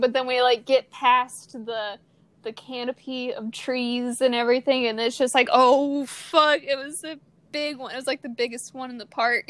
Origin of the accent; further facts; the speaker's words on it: Missouri, United States; from Missouri. We grew up in a very Christian household